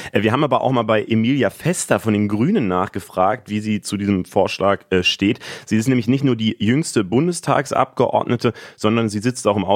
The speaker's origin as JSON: {"language": "German", "region": "Berlin", "country": "Germany", "said": "wenn ich jetzt als Berliner dorthin müsste"}